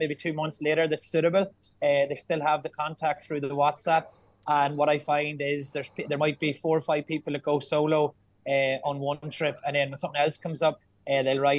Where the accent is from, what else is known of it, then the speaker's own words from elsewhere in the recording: Ireland; we're Irish